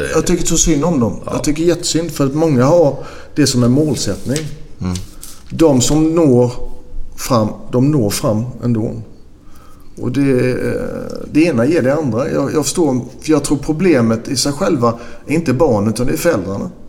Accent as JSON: {"language": "Swedish", "country": "Sweden", "also_born_or_lived": "Belgium / Greece", "moved": "yes", "said": "hemma i Sverige"}